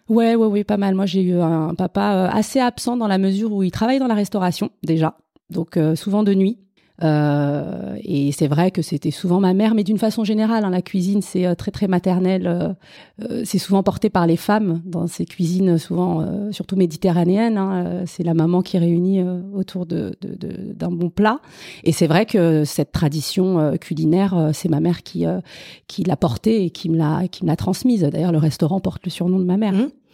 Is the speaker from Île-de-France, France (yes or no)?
yes; Paris, Île-de-France, France; je suis née dans le 18e euh, arrondissement, euh, j'y ai grandi et j'y vis encore